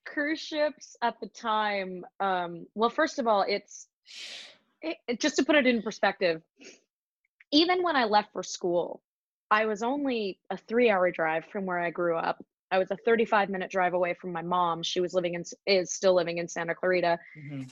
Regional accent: Visalia, California, United States; also born or lived in Ventura, California; where I grew up and where I'm where I'm really from, I suppose, is a little town in Central California called Visalia

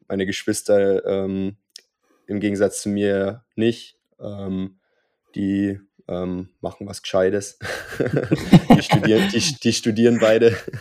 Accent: Unterwössen, Bavaria, Germany; in Unterwössen, wo ich aufgewachsen bin

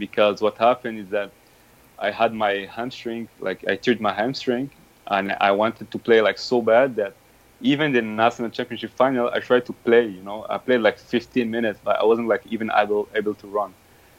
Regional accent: Morocco; When I grew up in Morocco, my brother and my father were supporters of Raja.

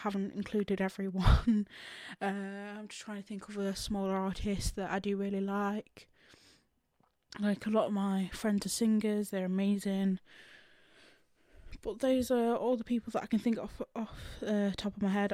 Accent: England, United Kingdom; I'm from England

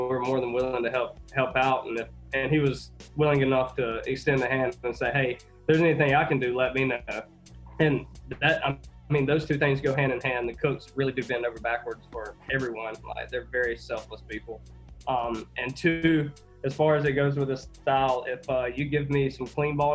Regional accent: Georgia, United States; I was from Georgia

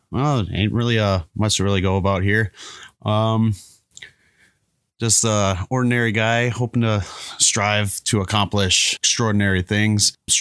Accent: Twin Cities, Minnesota, United States; also born or lived in Fridley / Champlin; I was actually born in Fridley, but I moved around throughout the Twin Cities, Brooklyn Park, Brooklyn Center, Chaska, Crystal, Champlin, Dayton, Anoka, etc.

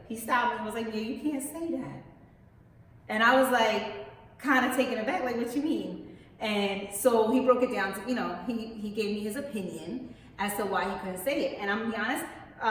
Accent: Philadelphia, Pennsylvania, United States; we're both from Philadelphia

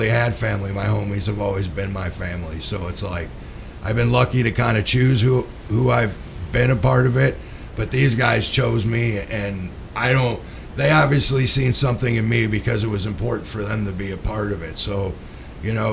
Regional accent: Chicago, Illinois, United States; I grew up in Chicago, so I'm not from here.

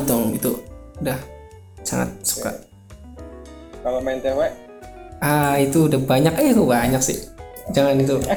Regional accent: Tegal, Central Java, Indonesia; saya berasal dari Tegal.

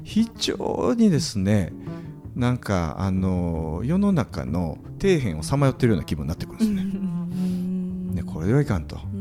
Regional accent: Kinki, Japan; moved away; 僕近畿地方のはい、あの出身

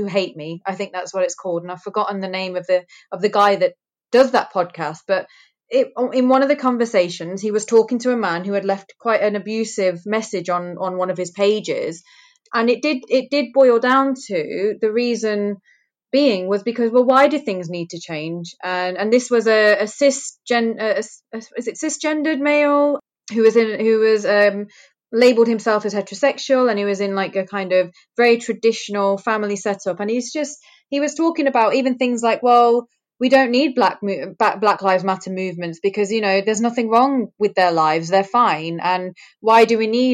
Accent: Greater Manchester, North West England, United Kingdom; I'm first generation in the UK. My parents were immigrants. My dad is from Africa. My mum is from India. They had a very, very traditional arranged marriage. So I was born in Greater Manchester

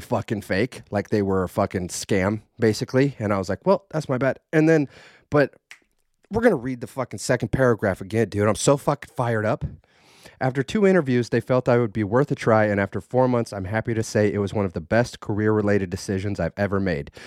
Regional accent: Idaho, United States; I was raised in Idaho

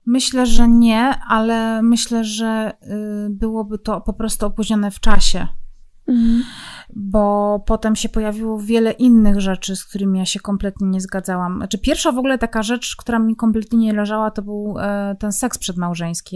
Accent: Zabrze, Silesian Voivodeship, Poland; ja pochodzę z Zabrza

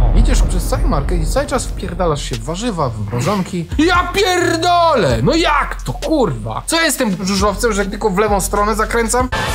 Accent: Pyskowice, Silesian Voivodeship, Poland; My mieszkaliśmy w Pyskowicach, ja to kiedyś tam powtarzałem, to jest tuż za poligonem w Gliwicach

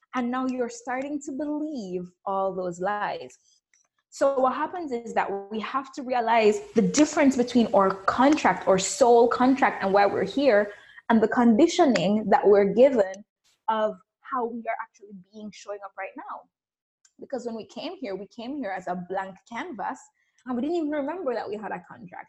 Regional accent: Jamaica; accent: Caribbean; I grew up in Jamaica. You may hear a little spicy Caribbean accent going on here

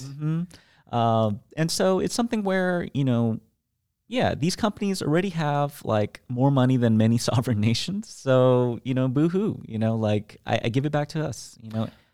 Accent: United States; I'm an American

